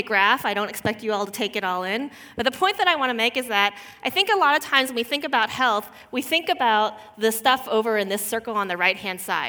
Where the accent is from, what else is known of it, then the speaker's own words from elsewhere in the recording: Houston, Texas, United States; moved away; I grew up actually as a daughter of Korean immigrants in Houston, Texas, which is in the southern part of the United States